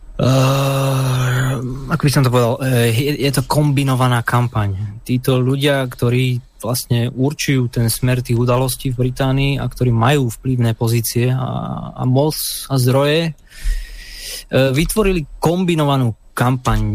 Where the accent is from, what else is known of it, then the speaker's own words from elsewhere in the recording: Slovakia; now in United Kingdom; sme my Slováci, Slovania